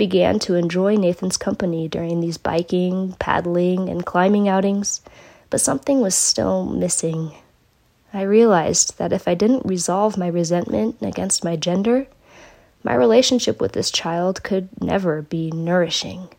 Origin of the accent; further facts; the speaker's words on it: California, United States; also born or lived in Redding, California; as a Californian